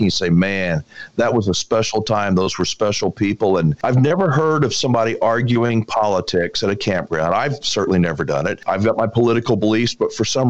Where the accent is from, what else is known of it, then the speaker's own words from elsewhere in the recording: Texas, United States; I was born and raised in Texas.